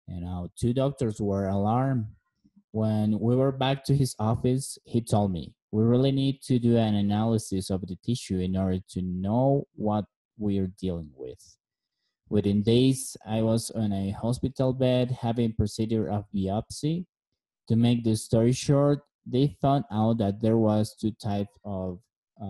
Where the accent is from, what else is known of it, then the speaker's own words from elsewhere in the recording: La Paz, Bolivia; moved away; also born or lived in Beijing, China / Cochabamba, Bolivia; I am from La Paz, Bolivia. I was born in 1986. I have a beautiful Filipina wife and two handsome sons. I live most of my life in my hometown.